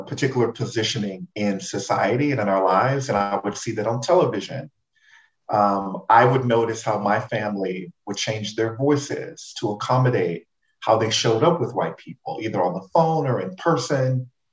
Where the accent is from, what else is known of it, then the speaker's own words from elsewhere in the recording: Houston, Texas, United States; my fondest memories of growing up in Third Ward